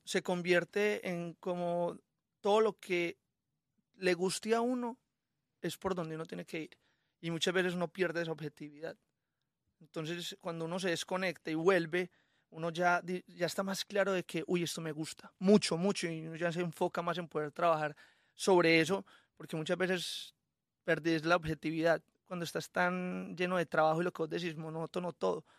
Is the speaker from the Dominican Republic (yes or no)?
no; Colombia; soy muy colombiano, o sea, a mí me encanta mi, mis raíces y me encanta todo lo que hay, eh, alrededor de mi tierra. También crecí con la música llanera